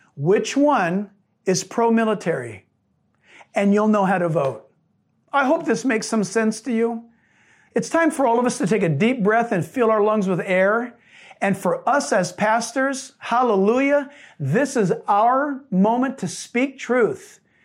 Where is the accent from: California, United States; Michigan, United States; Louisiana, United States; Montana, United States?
California, United States; San Diego; I was born in San Diego.